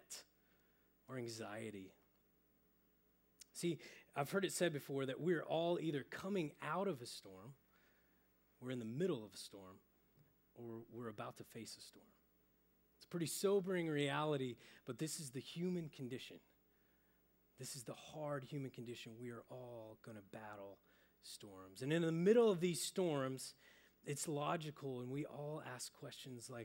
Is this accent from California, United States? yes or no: no; Oklahoma, United States; moved away; I'm originally from Oklahoma